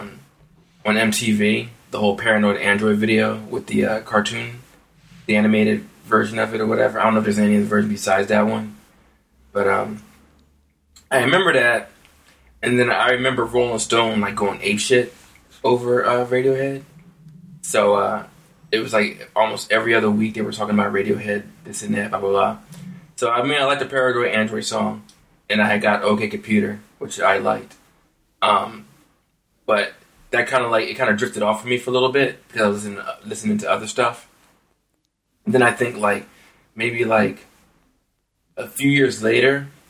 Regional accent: United States; I'm the American over here

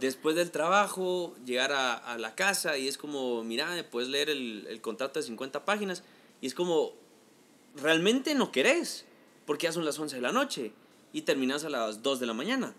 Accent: Guatemala; así somos los chapines

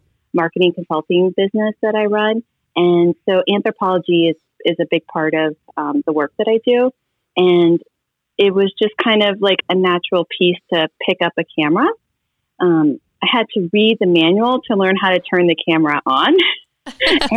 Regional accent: Nebraska, United States; I'm from a really small town in Nebraska.

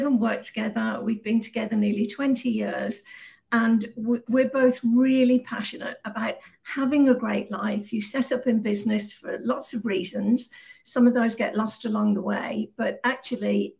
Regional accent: Birmingham, West Midlands, United Kingdom; moved away as an adult; now in Malaga, Spain; I'm originally from Birmingham in the Midlands, right in the middle of the UK

